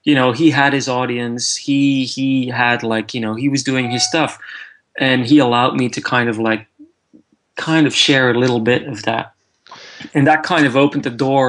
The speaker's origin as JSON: {"language": "English", "town": "Antwerp", "region": "Flanders", "country": "Belgium", "also_born_or_lived": "London, United Kingdom", "moved": "as an adult", "lives_now": "United Kingdom", "said": "I'm from Antwerp in Belgium originally, and I worked in Antwerp for 2 years after graduating before I moved to London."}